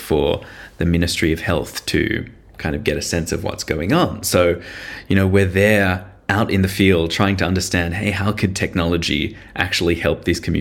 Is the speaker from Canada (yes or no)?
no; Sydney, New South Wales, Australia; I'm a Sydney boy. I grew up in Sydney